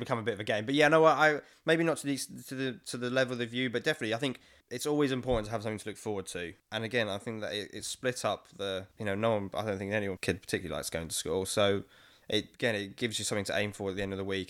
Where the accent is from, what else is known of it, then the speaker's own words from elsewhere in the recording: London, United Kingdom; I'm twenty-six, born and raised in East London